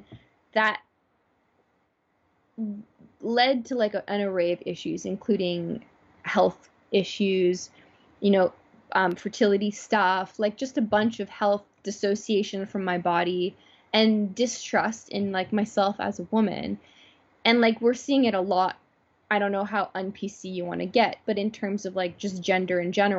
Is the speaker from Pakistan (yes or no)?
no; Toronto, Ontario, Canada; born or raised there